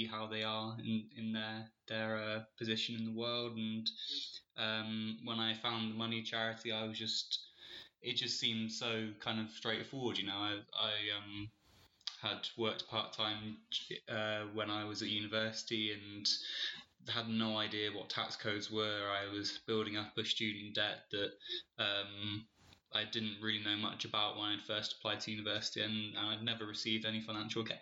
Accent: Bristol, South West England, United Kingdom; moved away; also born or lived in Leeds; I'm from Bristol originally

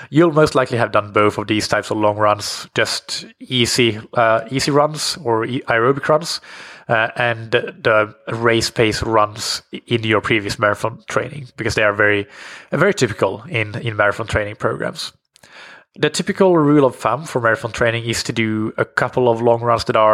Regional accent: Colombia; now in Mexico; I'm from Colombia and currently living in Mexico.

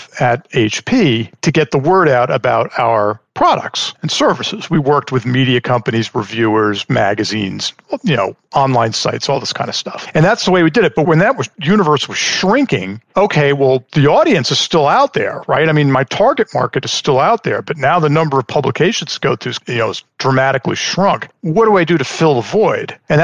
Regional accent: Long Island, New York, United States; moved away as an adult; also born or lived in Pennsylvania; now in Houston, United States; I grew up in Long Island, New York. So born and raised there

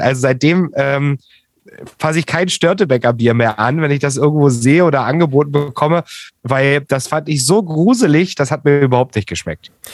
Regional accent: Saxony, Germany; aus meiner Heimat, aus Sachsen

